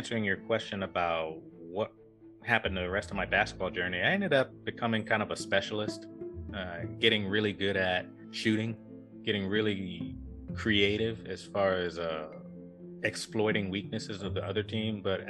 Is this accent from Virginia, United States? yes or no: yes; Norfolk, Virginia, United States; growing up in Norfolk, growing up in not a great neighborhood